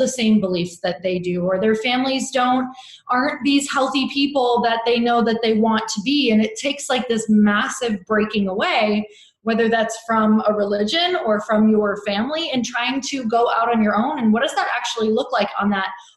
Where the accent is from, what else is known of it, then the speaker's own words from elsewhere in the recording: Midwest, United States; now in Santa Monica, United States; I live in Santa Monica, California, but I've not always lived here. I am from the Midwest.